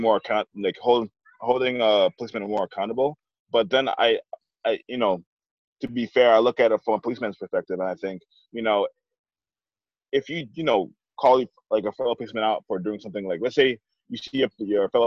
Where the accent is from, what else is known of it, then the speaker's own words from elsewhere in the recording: Ithaca, New York, United States; right now I'm in my hometown, Ithaca, New York. So I'm in central New York